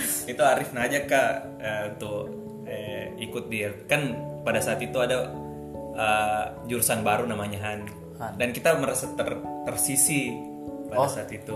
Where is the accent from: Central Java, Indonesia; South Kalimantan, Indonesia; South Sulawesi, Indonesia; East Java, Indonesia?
South Sulawesi, Indonesia; Watansoppeng; moved away; Saya dari Watan Sopeng, yang 4 jam dari Makassar lah. Ada kabupaten